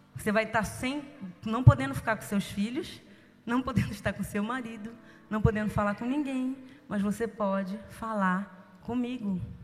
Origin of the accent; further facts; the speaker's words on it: São Gonçalo, Rio de Janeiro, Brazil; eu nasci em São Gonçalo, no Rio de Janeiro. Como diz a minha filha, eu não sou carioca, eu sou fluminense.